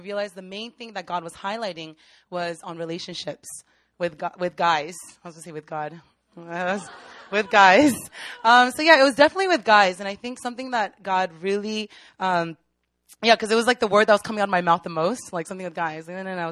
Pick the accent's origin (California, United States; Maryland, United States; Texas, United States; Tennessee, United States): Maryland, United States; moved away; also born or lived in Virginia; I'm actually from Maryland